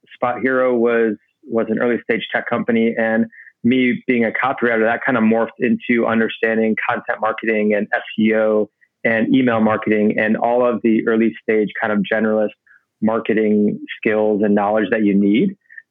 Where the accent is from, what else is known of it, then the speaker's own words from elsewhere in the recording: Normal, Illinois, United States; moved away as an adult; also born or lived in Chicago, Illinois; now in New York, United States; born and raised in the Midwest, in a town called Normal, Illinois